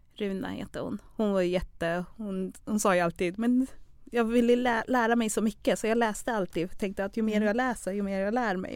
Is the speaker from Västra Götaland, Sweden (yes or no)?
no; Stockholm, Stockholm County, Sweden; first language Acholi; Swedish is a second language; also born or lived in Uganda; Jag är uppväxt i Skärholmen och Vårberg